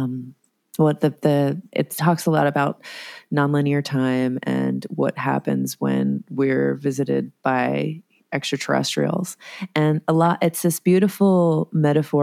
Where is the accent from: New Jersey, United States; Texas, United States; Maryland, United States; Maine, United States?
New Jersey, United States; I was born in New Jersey, and I currently live in Asbury Park, New Jersey